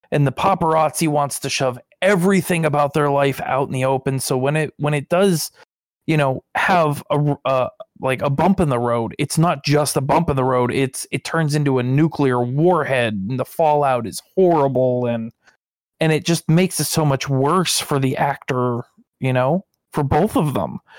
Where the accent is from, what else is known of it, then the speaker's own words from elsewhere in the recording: Pennsylvania, United States; moved away; I'm originally from Pennsylvania